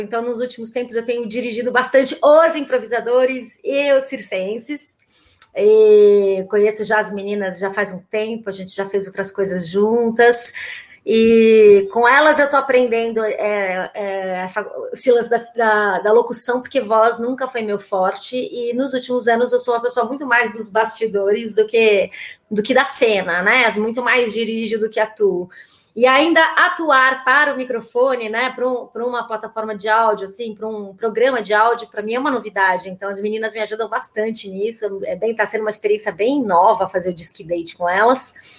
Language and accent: Portuguese; São Paulo, Brazil; also born or lived in Olinda, Brazil; eu que sou de São Paulo, eu sou nascida em Olinda, mas a minha família toda é paulistana